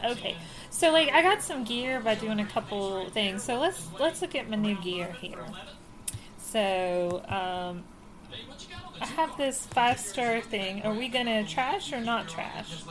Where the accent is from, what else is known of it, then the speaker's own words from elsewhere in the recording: Virginia, United States; we're from Virginia